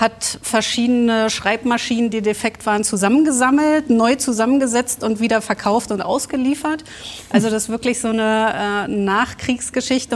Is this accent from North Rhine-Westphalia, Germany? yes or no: no; Berlin, Germany; accent: Berlin; Aufgewachsen in Westberlin, ja. oben in Reinickendorf